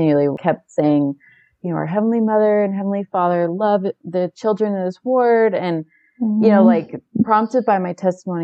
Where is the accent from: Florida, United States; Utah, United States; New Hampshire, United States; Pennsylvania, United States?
Utah, United States; moved away as an adult; also born or lived in Idaho; now in Dallas, United States; I grew up in Utah, and currently my husband and I live in Texas in the Dallas area.